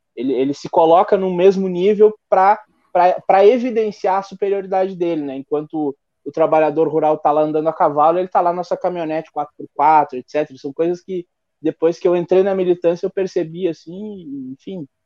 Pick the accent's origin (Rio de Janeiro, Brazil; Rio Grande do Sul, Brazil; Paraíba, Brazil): Rio Grande do Sul, Brazil; Piratini; Sou de Piratini